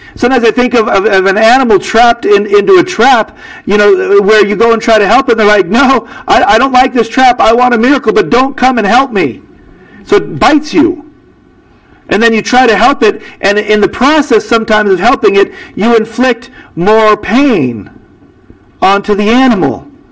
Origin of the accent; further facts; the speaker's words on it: United States; I'm an American